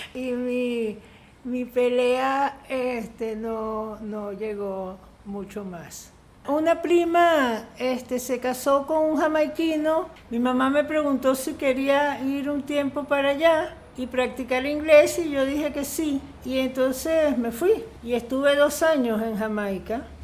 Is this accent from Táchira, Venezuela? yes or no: no; Caracas, Capital District, Venezuela; also born or lived in Italy / El Cafetal; Yo nací en Caracas y cuando estaba muy pequeña, como no sé, unos meses, este, nos fuimos a Italia